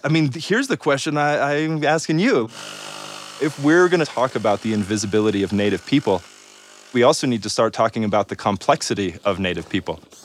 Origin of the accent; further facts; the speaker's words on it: Great Plains, United States; moved away; also born or lived in Santa Fe, New Mexico; I'm from the Great Plains and I'm enrolled in Mandan Hidatsa Rickera